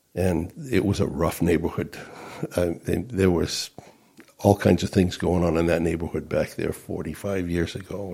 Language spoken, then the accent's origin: English; Rochester, New Hampshire, United States; I grew up on Whitehall Road in, here in Rochester.